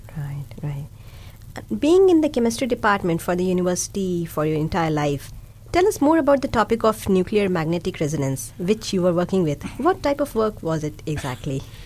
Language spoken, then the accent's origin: English; India; first language Hindi and Urdu; English is a second language; now in Dunedin, New Zealand; I'm from India and a mom of a two year old kid. Along with English, I can speak Hindi and Urdu, both of which are my mother tongues.